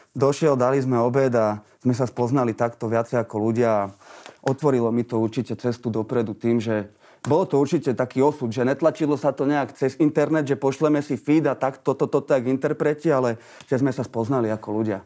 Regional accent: Bratislava, Bratislava Region, Slovakia; also born or lived in Vienna, Austria; ten život tu u nás vo Vrakúni

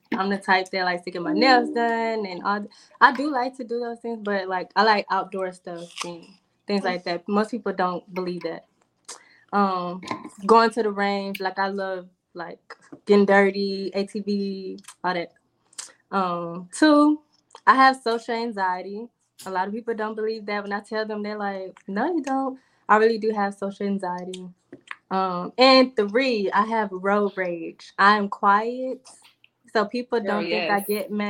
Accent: Stone Mountain, Georgia, United States; accent: country; moved away; Stone Mountain, DeKalb County

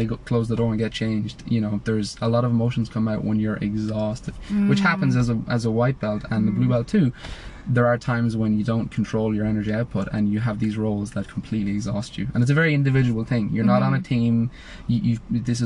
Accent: Ireland; growing up in Ireland, most people, you play football or Gaelic football

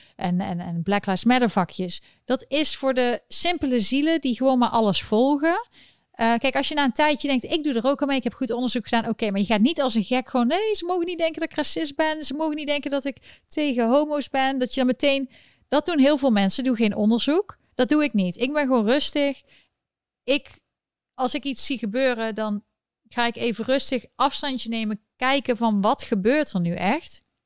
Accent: North Brabant, Netherlands; accent: Brabantse tongval; Ik kwam een beetje mijn Brabantse tongval naar boven

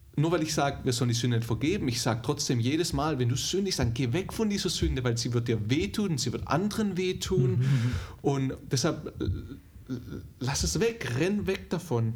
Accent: Germany; moved away; also born or lived in Dallas; als Deutscher

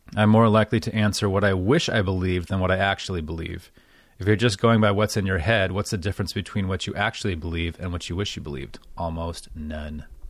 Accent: United States; as an American

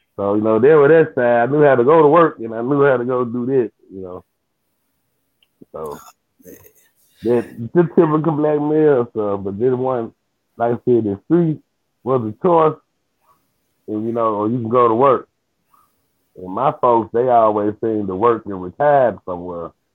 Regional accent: Memphis, Tennessee, United States; I really grew up in East Memphis

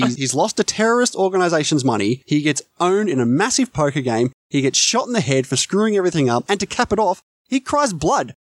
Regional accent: Australia; I'm Australian

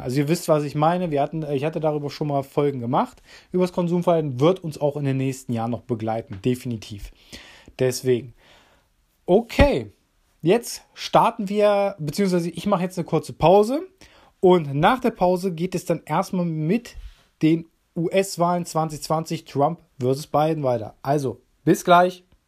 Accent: Germany; für uns Deutsche

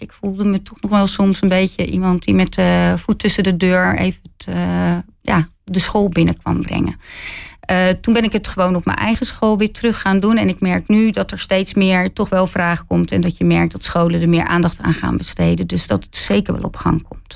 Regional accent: Zevenhuizen, South Holland, Netherlands; also born or lived in Rotterdam; Ik kom zelf uit Zevenhuizen. En eh, ik heb wel een tijd ook in Rotterdam gewoond. Ben weer teruggegaan naar Zevenhuizen. Dus eh, ja, echt eh, heel dorps opgevoed.

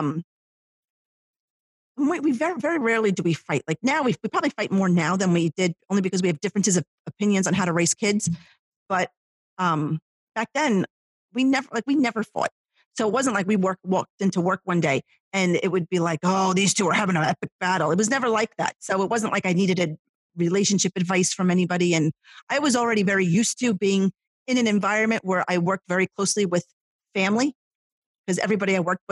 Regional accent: Ho-Ho-Kus, New Jersey, United States; the town that I grew up in Hohokus

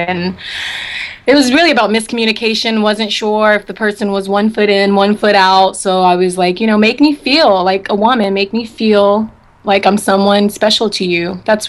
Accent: Memphis, Tennessee, United States; also born or lived in California / Washington, D.C.; now in Houston, United States; Yeah, I grew up in between California, D.C., Memphis. I spent a lot of my high school years in Memphis, Tennessee.

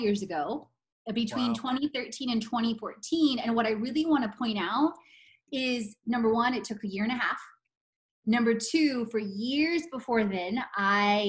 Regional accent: Katowice, Silesian Voivodeship, Poland; moved away; I was born in Katowice in 1978.

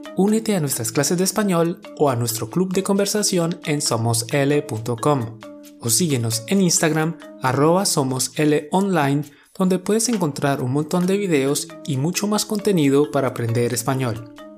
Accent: Colombia; Somos dos profes colombianos

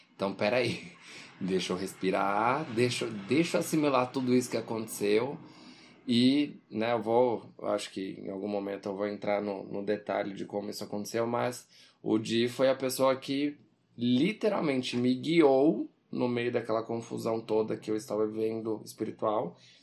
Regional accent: Brazil

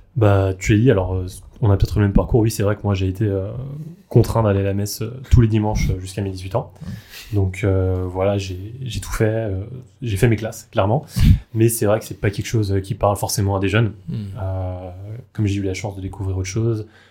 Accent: Alsace, Grand Est, France; je viens, comme toi, d'Alsace, d'une famille très catholique

